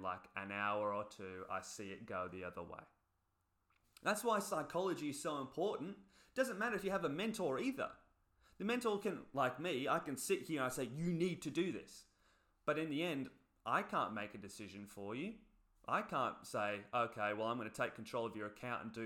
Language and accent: English; England, United Kingdom; moved away; I come from England originally. Look at my people